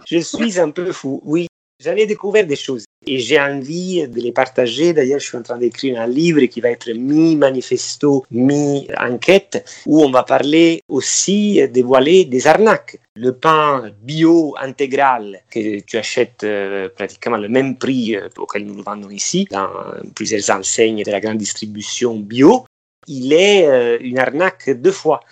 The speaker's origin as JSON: {"language": "French", "area": "Amalfi Coast", "region": "Campania", "country": "Italy", "moved": "yes", "lives_now": "Paris, France", "said": "je suis originaire de la Côte Amalfitaine"}